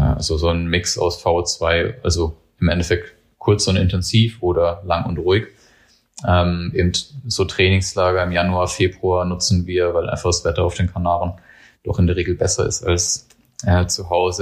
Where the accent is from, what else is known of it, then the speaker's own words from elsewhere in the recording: Germany; ich bin an der Grenze zum Odenwald sozusagen aufgewachsen